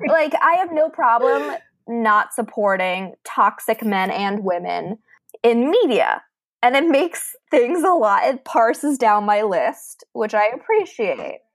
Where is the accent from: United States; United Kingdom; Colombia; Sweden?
United States; Fort Lauderdale, Florida; also born or lived in a rural area; I grew up in Fort Lauderdale, Florida until the age of 13.